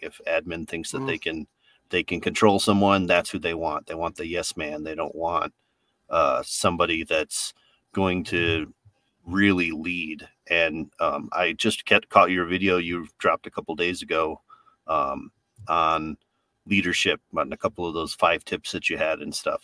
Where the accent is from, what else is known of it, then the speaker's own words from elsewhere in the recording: New York, United States; I'm from New York, so I've got that, that just like no nonsense way of talking